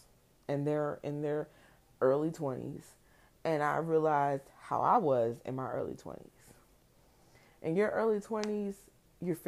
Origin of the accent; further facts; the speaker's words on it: New Jersey, United States; moved away; also born or lived in the South; I grew up in Jersey